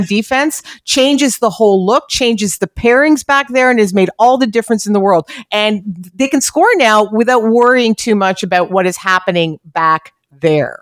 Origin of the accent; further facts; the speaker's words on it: Canada; as a Canadian hockey fan